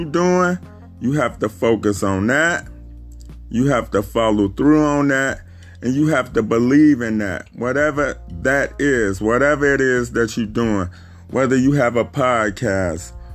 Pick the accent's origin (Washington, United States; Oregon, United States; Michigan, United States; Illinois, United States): Illinois, United States; Chicago; I'm from Chicago